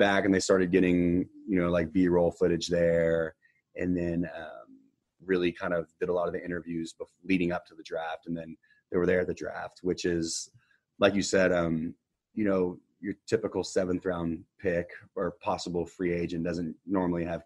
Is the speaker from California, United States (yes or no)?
no; Houston, Texas, United States; born or raised there